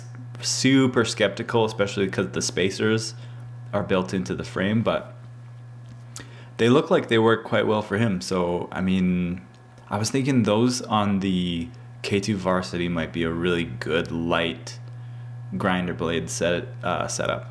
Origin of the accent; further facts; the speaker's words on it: Canada; I'm from Canada